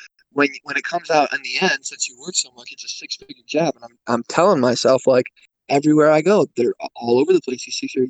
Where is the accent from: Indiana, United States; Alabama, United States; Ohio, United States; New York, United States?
New York, United States; Syracuse; moved away; around the Syracuse area